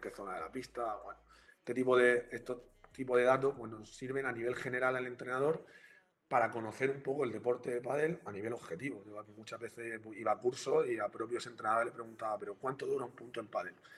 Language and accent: Spanish; Region of Murcia, Spain; soy de Murcia también